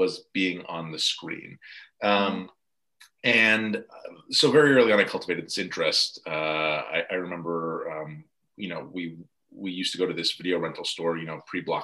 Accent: New York metro area, United States; growing up in the New York metro area

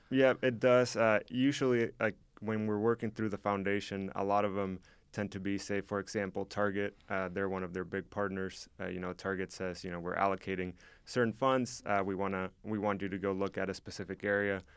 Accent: Mexico; now in Oskaloosa, United States; I am from Mexico, so I grew up with soccer

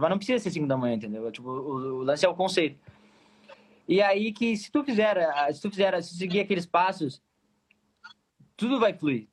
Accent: Pelotas, Rio Grande do Sul, Brazil; sou pelotense, sou pelotense

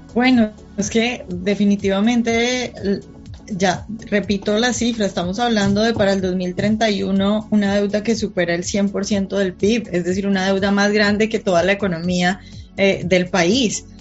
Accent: Colombia; now in Washington, United States; yo vivo en Washington, pero soy colombiana

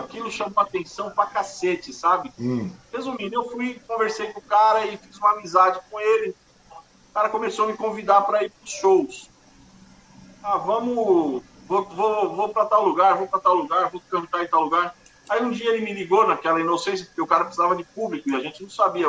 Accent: ABC Paulista, São Paulo, Brazil; Eu sou aqui do ABC

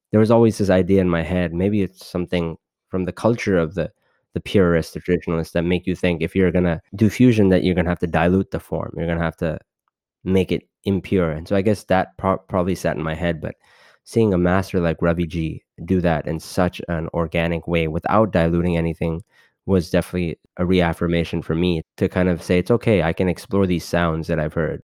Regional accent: Los Angeles, California, United States; being born and brought up in Los Angeles

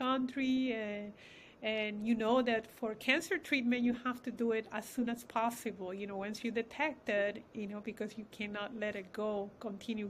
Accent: Peru; moved away; We have Hispanic background. I come from Peru

